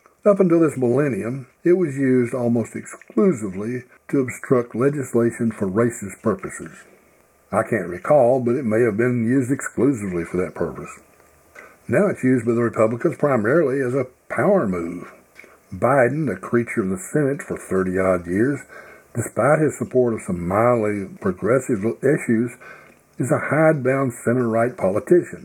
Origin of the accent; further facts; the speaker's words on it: the Bible Belt of the South, United States; I grew up in the Bible Belt of the South as a privileged white boy